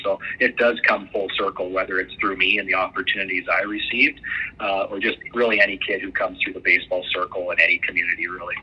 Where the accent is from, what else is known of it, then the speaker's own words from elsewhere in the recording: Medicine Hat, Alberta, Canada; in my hometown